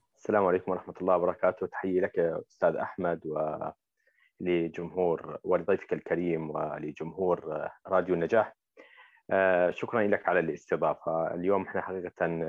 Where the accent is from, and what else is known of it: Jordan